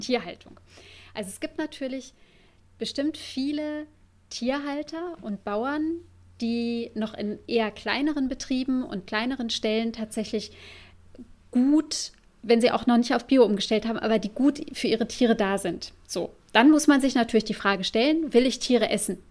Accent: Germany; bei uns in Deutschland

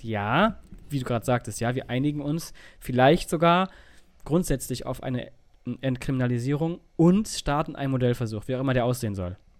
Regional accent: Germany; da, wo ich herkomme, oben in Richtung Holland

